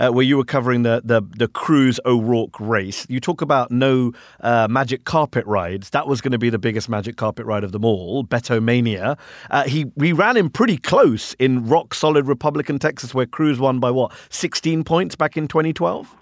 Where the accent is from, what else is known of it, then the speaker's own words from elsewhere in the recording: United Kingdom; now in United States; I'm a foreigner. I'm an immigrant. I'm a Brit